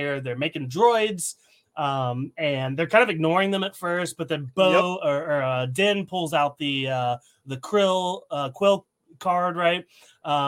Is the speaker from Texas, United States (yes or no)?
no; Tennessee, United States; I'm from Tennessee, right? I grew up with Southern hospitality.